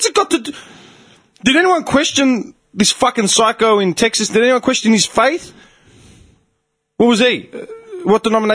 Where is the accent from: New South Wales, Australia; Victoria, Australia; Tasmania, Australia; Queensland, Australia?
Victoria, Australia; Clayton; we grew up in Clayton